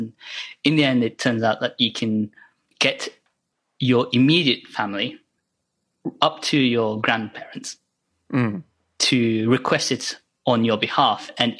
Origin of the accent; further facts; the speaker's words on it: Sapporo, Hokkaido, Japan; born there; It was registered in Sapporo, Hokkaido, because I was born there.